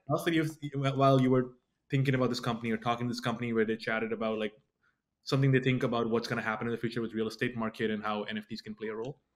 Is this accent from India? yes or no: yes; India; moved away; originally I was born in India